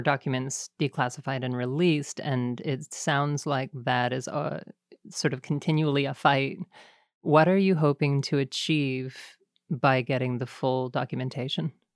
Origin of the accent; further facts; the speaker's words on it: Canada; being Canadian